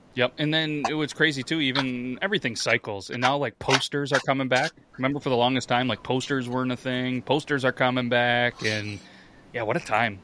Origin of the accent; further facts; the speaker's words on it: New York, United States; I'm from New York